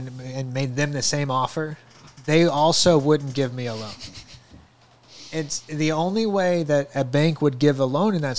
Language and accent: English; St. Louis, Missouri, United States; now in Searcy, United States; as an 18-year-old, I'm from St. Louis, so I started banking with Bank of America in St. Louis